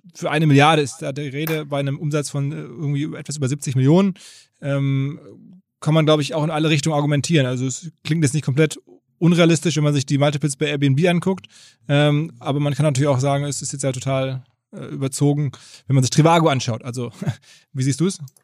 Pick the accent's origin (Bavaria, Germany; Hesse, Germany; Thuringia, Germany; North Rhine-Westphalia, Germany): North Rhine-Westphalia, Germany; Essen; moved away; meiner Heimatstadt Essen